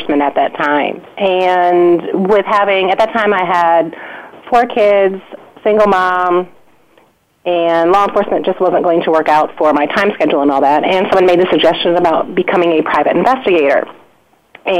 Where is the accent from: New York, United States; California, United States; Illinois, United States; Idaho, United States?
Illinois, United States; Chicago; now in North Carolina, United States; I'm actually from Chicago and grew up there and moved to North Carolina